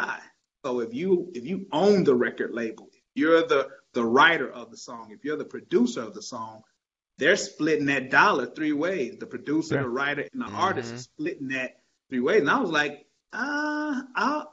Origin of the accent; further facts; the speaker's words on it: Detroit, Michigan, United States; I grew up in Detroit, Michigan, and so a big Motown baby